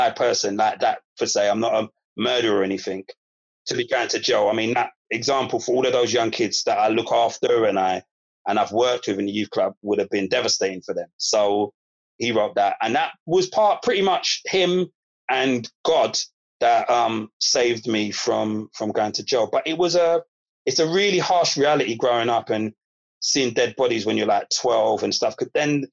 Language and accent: English; London, United Kingdom; I grew up in Broccoli. I grew up on an estate, a Turnham estate